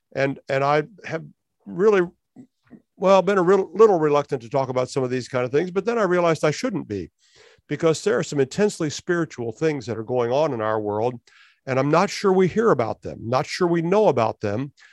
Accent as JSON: {"language": "English", "country": "United States", "tie": "born or raised there", "also_born_or_lived": "Canada", "moved": "as an adult", "said": "as an American, having grown up in the United States"}